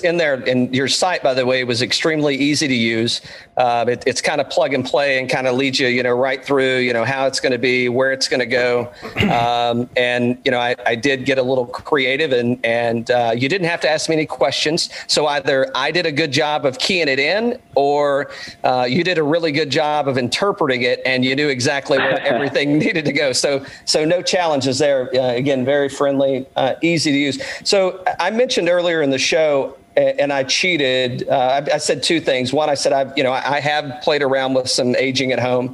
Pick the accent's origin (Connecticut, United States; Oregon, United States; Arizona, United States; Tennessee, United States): Tennessee, United States; Greene County, East; moved away as an adult; now in Atlanta, United States; I'm originally from East Tennessee as well. I live in Atlanta now